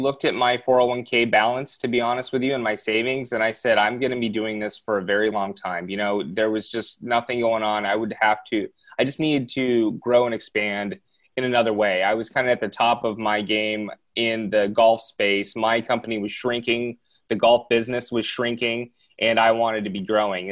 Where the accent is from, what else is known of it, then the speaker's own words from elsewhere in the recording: Southern California, United States; born and raised in Southern California, I still live out here